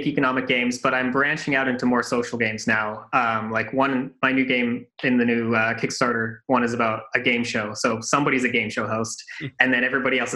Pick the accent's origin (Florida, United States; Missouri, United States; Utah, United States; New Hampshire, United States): Utah, United States; Salt Lake City; moved away as an adult; also born or lived in Japan / Europe; I grew up in Salt Lake City, and I was there until my early 20s